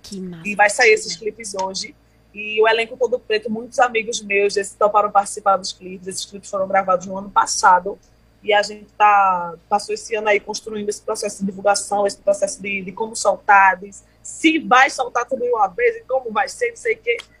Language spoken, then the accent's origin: Portuguese; Pernambuco, Brazil; born or raised there